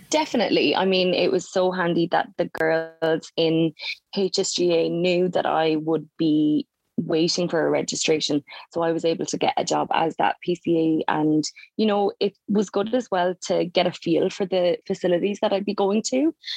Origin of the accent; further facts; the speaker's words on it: Mallow, Munster, Ireland; moved away as an adult; now in Melbourne, Australia; I'm from a small little town called Mallow in County Cork, which is in the south of Ireland